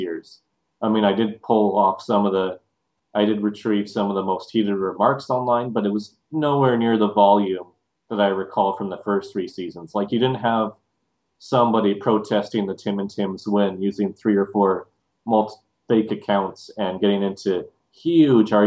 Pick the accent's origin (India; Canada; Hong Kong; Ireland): Canada; we're Canada